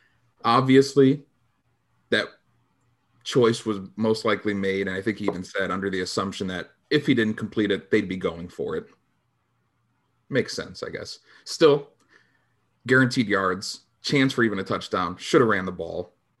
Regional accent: Chicago, Illinois, United States; we're from Chicago

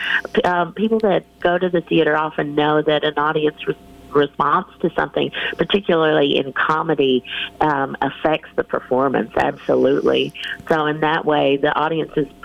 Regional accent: Tennessee, United States; I grew up in Tennessee and like the heart of Appalachia

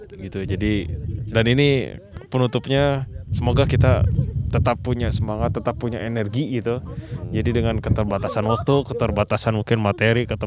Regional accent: West Java, Indonesia; kita dari Jawa Barat

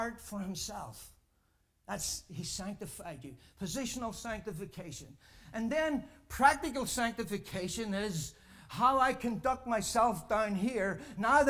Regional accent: Ireland; I'm a saint from Ireland

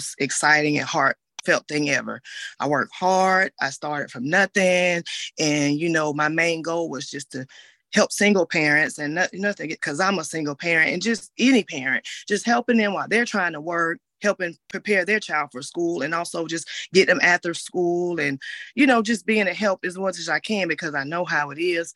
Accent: Augusta, Georgia, United States; I'm from Augusta, Georgia. I've been here all my life

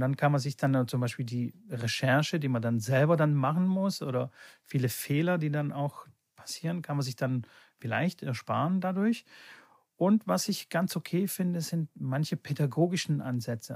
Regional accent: Bulgaria; born or raised there; now in Germany

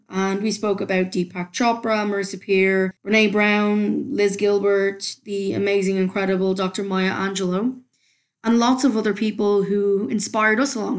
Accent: Dublin, Leinster, Ireland; it's the mishmash accent where Canadians think I'm from Newfoundland and nobody else quite knows where. But yes, I am a Dub at heart, so we'll go with that.

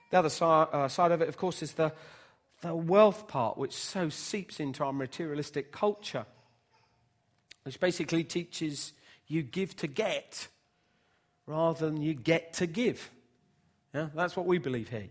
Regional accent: Bedford, East of England, United Kingdom; when I was growing up in Bedford

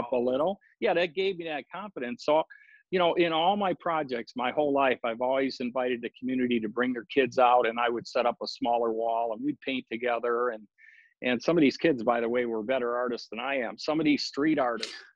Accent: Detroit, Michigan, United States; also born or lived in Laguna Beach, California / Maui, Hawaii; now in Oahu, United States; I came here uh, from Detroit, where I was born

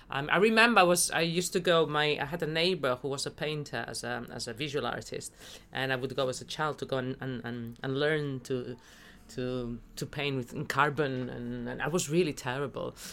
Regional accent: Spain; now in Liverpool, United Kingdom; And I'm from Spain.

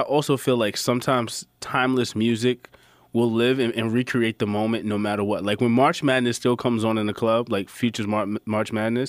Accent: New York City, New York, United States; I'm a New Yorker

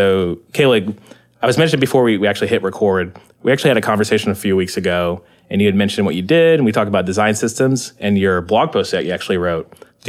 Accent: United States; I'm American.

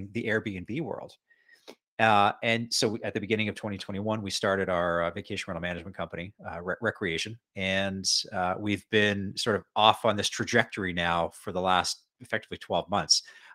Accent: Edmonton, Alberta, Canada; moved away as an adult; also born or lived in Western Canada / Bermuda; eventually moved back to my hometown, Edmonton, Alberta

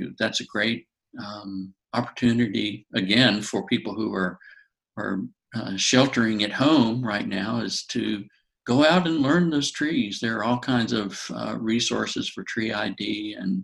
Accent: North Carolina, United States; I'm from North Carolina and I've lived in different areas of the state

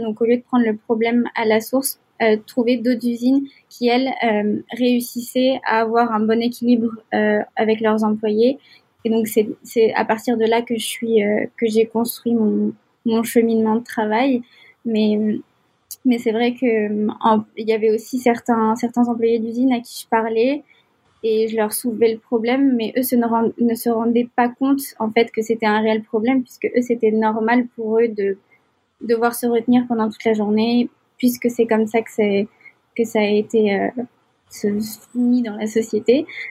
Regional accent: Algiers, Algiers Province, Algeria; moved away as an adult; also born or lived in Nantes, France; now in Montreal, Canada; j'ai j'ai grandi à Alger, en Algérie, pendant une grande partie de ma vie.

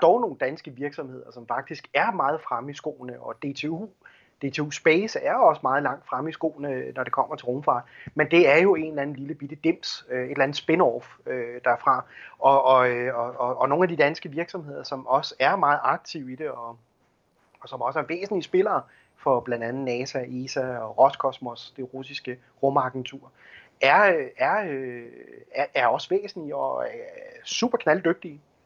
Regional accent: Denmark

